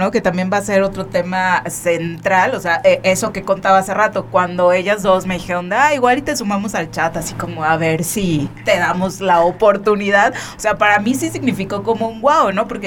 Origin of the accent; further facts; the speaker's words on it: Cuernavaca, Morelos, Mexico; Porque somos de Cuerna, bueno